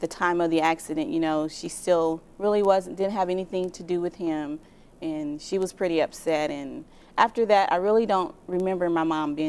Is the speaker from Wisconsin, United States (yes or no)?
no; Indiana, United States; also born or lived in Tennessee; I was born in Tennessee. {S0} Yeah. {S1} And we moved to Indiana.